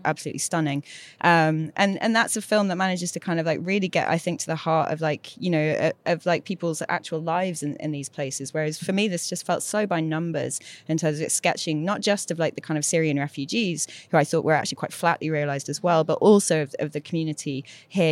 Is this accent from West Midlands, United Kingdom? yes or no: no; Manchester, North West England, United Kingdom; mum's from Durham, but I'm from Manchester